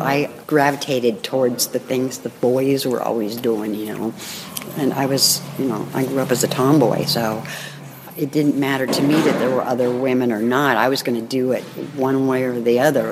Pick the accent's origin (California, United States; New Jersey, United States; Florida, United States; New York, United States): California, United States; Berkeley; now in Marin County, United States; I was born and raised in Berkeley, but been in uh, Marin since 68